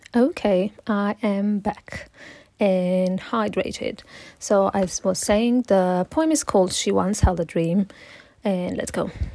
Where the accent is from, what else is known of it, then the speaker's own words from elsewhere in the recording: Italy; English is a second language; moved away as an adult; also born or lived in Morocco (heritage); now in London, United Kingdom; And I'm originally from Italy but with Moroccan heritage. But I currently uh, live in London. I moved here around four years ago